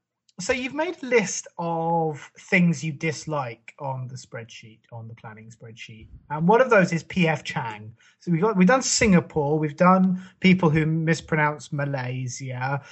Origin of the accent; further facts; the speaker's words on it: England, United Kingdom; I'm English